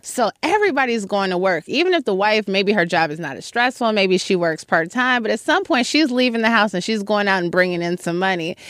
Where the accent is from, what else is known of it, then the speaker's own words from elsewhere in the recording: Chicago, Illinois, United States; moved away as an adult; now in New York City, United States; I'm from Chicago, I'm from a neighborhood called Hyde Park